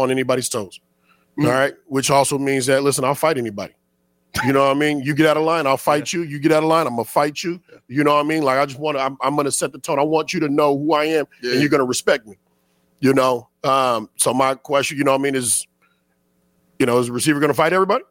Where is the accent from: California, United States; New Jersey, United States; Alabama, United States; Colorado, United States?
California, United States; Sacramento; moved away; also born or lived in Arizona; I grew up in Sacramento, California